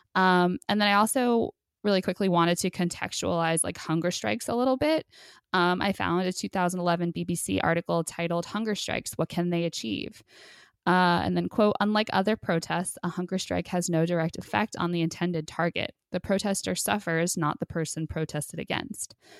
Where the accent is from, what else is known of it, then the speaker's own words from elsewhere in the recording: New Jersey, United States; in New Jersey, which is, uh, I mean, you know, my hometown's Repu-, like, there's a lot of Trump lovers there